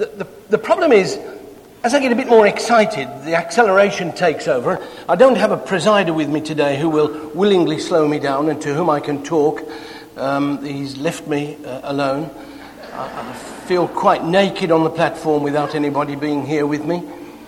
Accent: England, United Kingdom; I can do nothing about the accent. I'm sorry. It's where I was born. My mum and dad spoke like this. But I'll try not to use English slang words like nipper

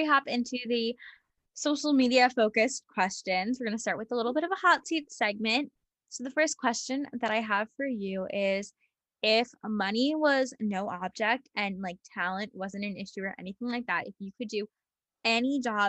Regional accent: New York City, New York, United States; Because like I grew up like with New York City as like my backyard.

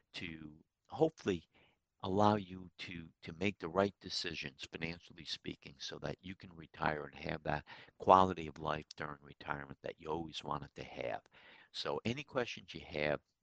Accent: Troy, New York, United States; Troy, my hometown

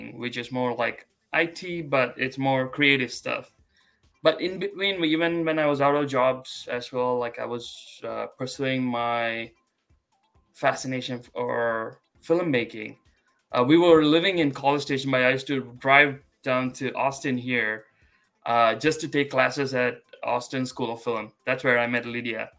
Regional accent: India; moved away as an adult; now in United States; I'm an Asian American, but I was born and I grew up in India

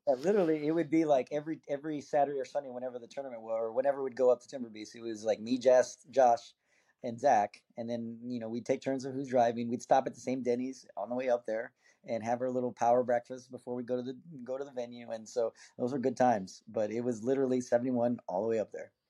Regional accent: McAllen, Texas, United States; moved away; I'm actually born and raised in Texas. I'm, I'm, uh, I'm originally from South Texas

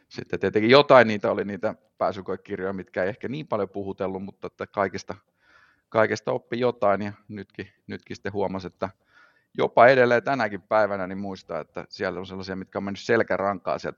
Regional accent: Jyväskylä, Central Finland, Finland; born there; syntynyt, syntynyt Jyväskylässä.

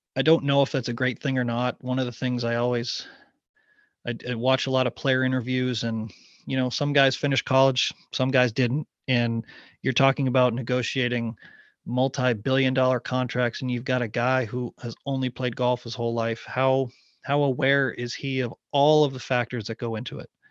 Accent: Ottawa, Ontario, Canada; moved away as an adult; now in Raleigh, United States; I grew up there, I'd, I'd always call it my hometown

